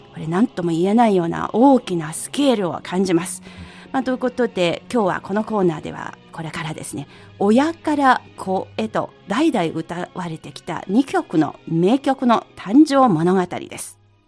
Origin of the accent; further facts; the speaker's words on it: Yangtze River basin, China; 長江のほとりで育ちました